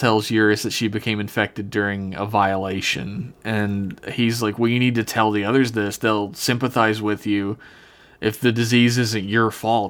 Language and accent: English; Florida, United States; I'm from Florida, actually.